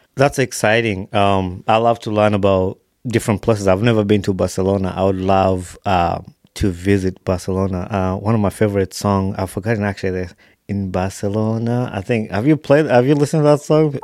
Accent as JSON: {"language": "English", "town": "Wakiso", "region": "Central Region", "country": "Uganda", "tie": "born or raised there", "said": "i was born in Wakiso"}